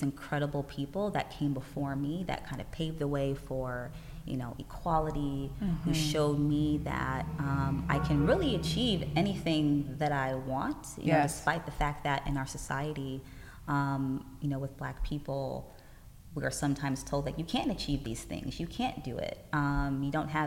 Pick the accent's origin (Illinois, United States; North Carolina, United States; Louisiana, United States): Illinois, United States; Chicago; I am born and raised right here in the U.S. I grew up in Chicago